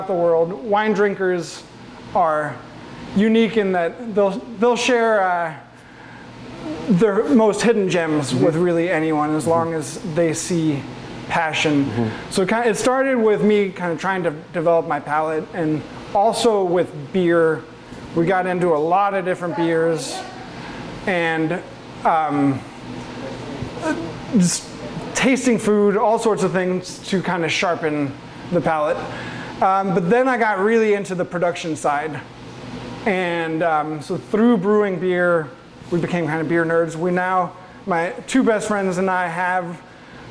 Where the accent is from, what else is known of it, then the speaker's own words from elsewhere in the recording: Oregon, United States; also born or lived in Denmark; we moved to Oregon when I was 9